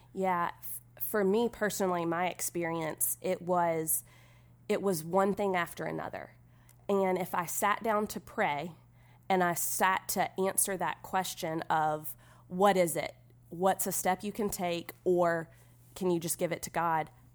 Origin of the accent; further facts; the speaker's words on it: Irmo, South Carolina, United States; I'm from Irmo, South Carolina